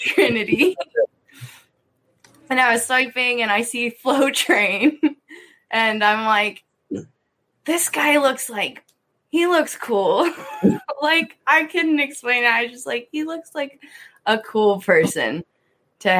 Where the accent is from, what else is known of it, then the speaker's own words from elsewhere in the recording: East Berlin, Pennsylvania, United States; moved away as an adult; now in Tucson, United States; my hometown. There's like one stoplight